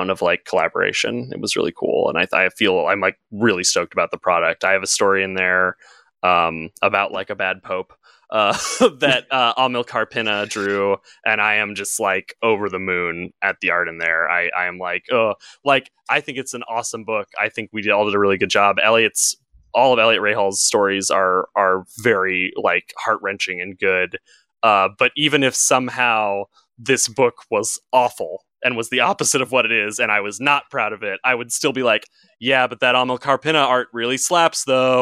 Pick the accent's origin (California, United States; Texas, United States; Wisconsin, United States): California, United States; Southern; also born or lived in New York; I've born and raised in Southern California